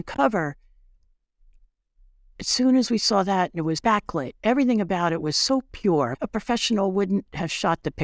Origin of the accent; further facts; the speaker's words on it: Bound Brook, New Jersey, United States; I grew up in Bound Brook